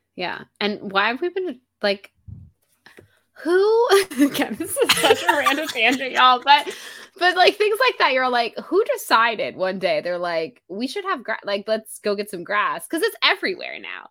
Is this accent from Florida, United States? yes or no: yes; Florida, United States; I was born and raised in Florida